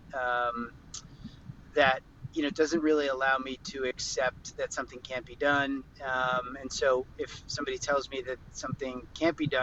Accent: Philadelphia, Pennsylvania, United States; now in Los Angeles, United States; I spent a lot of time in Philadelphia, my hometown

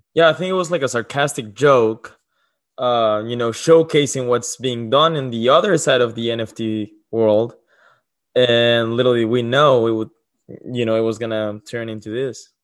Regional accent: Mexico; moved away; I'm from Mexico.

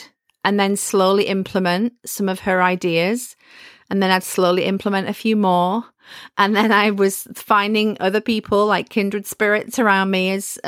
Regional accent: the north of England, United Kingdom; And I love history as well. And I'm from the North.

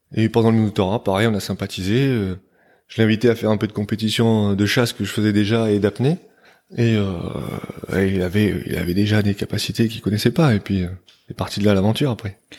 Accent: Provence-Alpes-Côte d'Azur, France; now in New Caledonia; j'ai grandi sur la côte d'Azur, sur la côte sud de la France

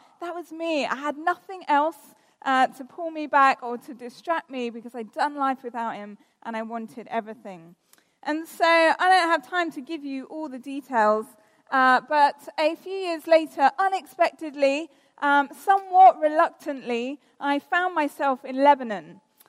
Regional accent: South West England, United Kingdom; now in London, United Kingdom; I live in London. I grew up in the West Country. I lost my accent because I realised no one would take me seriously if I continued to talk like a farmer. But I've lived in London for the last 13 years.

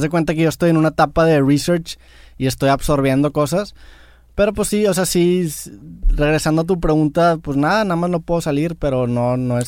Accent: San Pedro Garza García, Nuevo León, Mexico; nací en San Pedro y quiera o no, voy a estar identificado a San Pedro

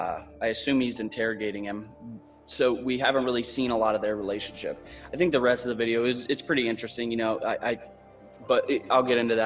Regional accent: Florida, United States; now in Pittsburgh, United States; he's from Arizona, I'm from Pittsburgh, but we're both originally from Florida.

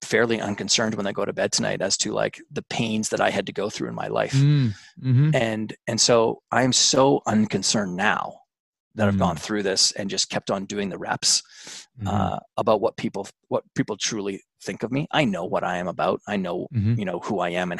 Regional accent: Alberta, Canada; I'm Canadian. I grew up in a big farm and ranch in Alberta, Canada.

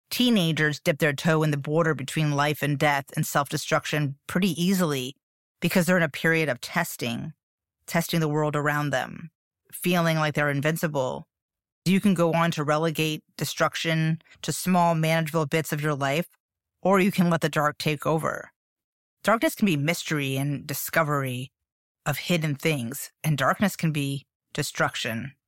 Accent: Miami, Florida, United States; I grew up in Miami in the eighties

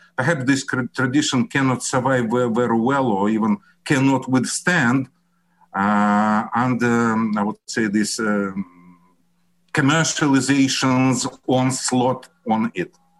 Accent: Russia; English is a second language; also born or lived in Syria; I'm Russian. I graduated from Moscow State University.

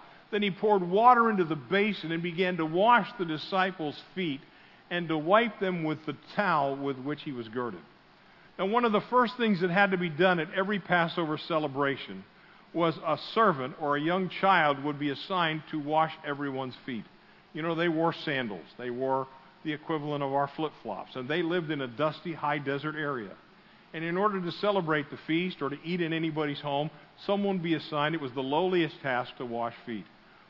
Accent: Pennsylvania, United States; some people don't like me because I'm from Pennsylvania. My parents moved here in 1968, and there are still people that consider me a Yankee.

